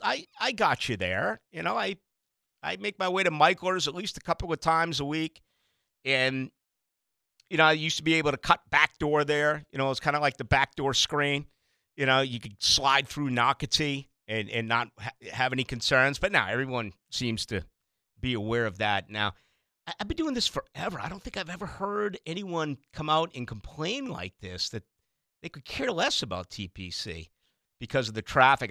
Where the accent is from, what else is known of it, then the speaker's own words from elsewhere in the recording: Boston, Massachusetts, United States; born and raised as a, as a Catholic and having Catholicism jammed down my throat as an Irish Catholic in Boston